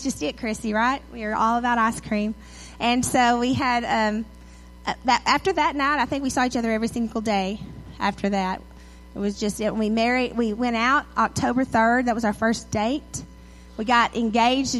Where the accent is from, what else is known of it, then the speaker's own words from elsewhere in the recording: Edgewood, Texas, United States; also born or lived in Tyler, Texas; I grew up in Edgewood with one red light.